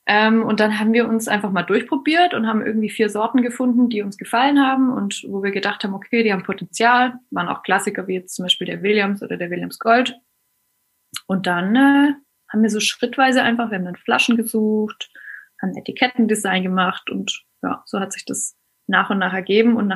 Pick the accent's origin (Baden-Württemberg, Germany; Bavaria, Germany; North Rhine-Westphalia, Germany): Baden-Württemberg, Germany; Eigentlich komme ich nicht aus Stuttgart, eigentlich komme ich aus äh, Hohenlohe. Ich bin so ein richtiges Landei. So. Ähm, ich komme aus einem Kaff mit fünf Häusern.